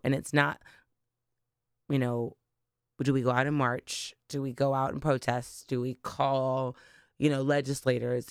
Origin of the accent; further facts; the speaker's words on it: Delaware, United States; also born or lived in Bermuda; I am not actually a Delaware native, um, but I grew up in Delaware. Um, I was originally born in Bermuda